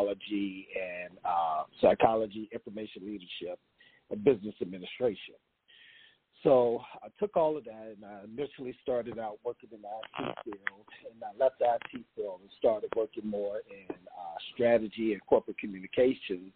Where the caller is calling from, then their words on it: North Carolina, United States; I'm calling from North Carolina